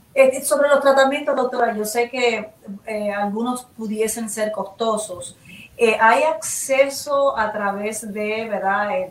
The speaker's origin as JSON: {"language": "Spanish", "country": "Puerto Rico"}